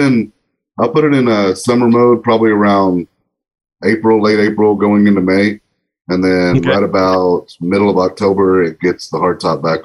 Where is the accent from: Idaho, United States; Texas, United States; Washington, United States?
Texas, United States; Central